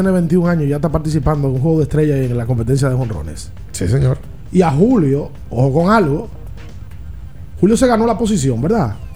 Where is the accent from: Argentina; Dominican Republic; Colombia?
Dominican Republic; todos somos dominicanos